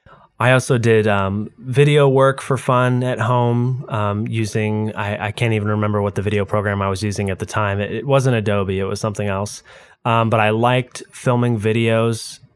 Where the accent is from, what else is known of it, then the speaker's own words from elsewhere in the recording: San Diego, California, United States; also born or lived in Novato / Kansas City; I was born in Novato, California, which is near San Francisco, not really that far away from the Roblox headquarters, interestingly enough, and lived in San Diego up until about 8, and then after that, pretty much every 3 years, we moved between there and Kansas City.